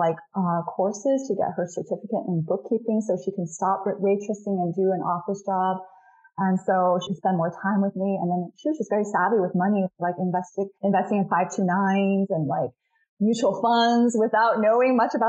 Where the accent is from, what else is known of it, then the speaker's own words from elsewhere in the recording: Rowland Heights, California, United States; also born or lived in Shanghai, China; I literally bought a practice in my hometown of Roland Heights where I grew up